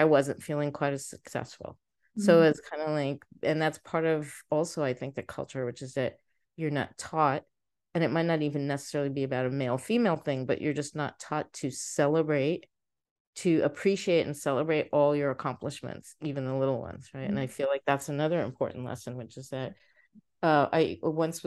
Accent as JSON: {"language": "English", "town": "New York City", "region": "New York", "country": "United States", "tie": "born or raised there", "also_born_or_lived": "Egypt", "said": "we moved to the States when I was about a year old. We moved to New York City and I grew up there"}